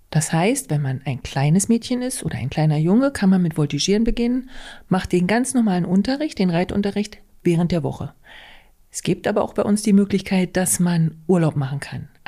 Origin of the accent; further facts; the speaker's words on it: Güssefeld, Saxony-Anhalt, Germany; Ähm, ich komme aus Güssefeld, das ist bei Kalbemilde in der schönen Altmark.